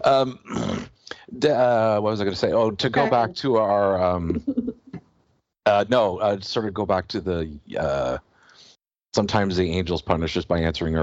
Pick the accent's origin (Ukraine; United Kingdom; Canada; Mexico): Canada; as a Canadian